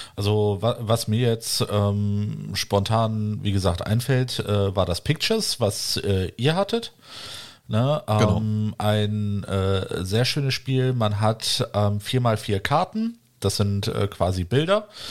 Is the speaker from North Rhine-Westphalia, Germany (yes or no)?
yes; Wuppertal, North Rhine-Westphalia, Germany; moved away; selber noch in meiner alten Heimat im Wuppertal